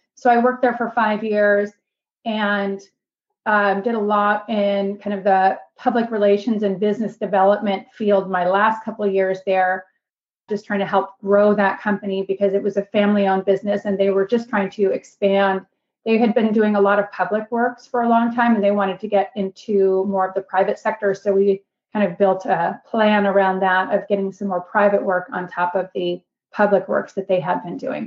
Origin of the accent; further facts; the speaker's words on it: Seattle, Washington, United States; moved away as an adult; also born or lived in Bellingham, Washington / Houston, Texas; now in Greenville, United States; I grew up in Seattle. My dad still lives in the same house that I grew up